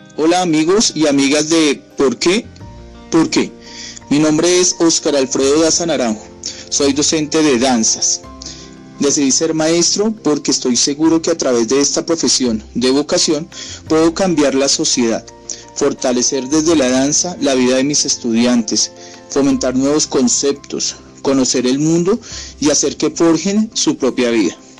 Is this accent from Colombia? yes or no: yes; Colombia; a los maestros de Colombia